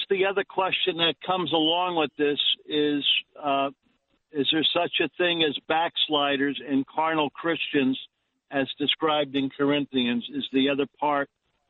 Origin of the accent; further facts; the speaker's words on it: Long Island, New York, United States; I'm from Long Island, New York.